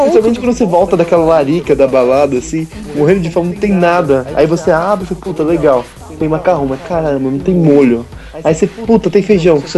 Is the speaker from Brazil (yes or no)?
yes; Paulista, São Paulo, Brazil; Sou paulista